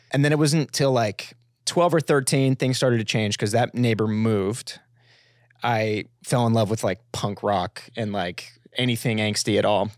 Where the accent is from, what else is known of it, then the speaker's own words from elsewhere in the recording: Florida, United States; I grew up in Florida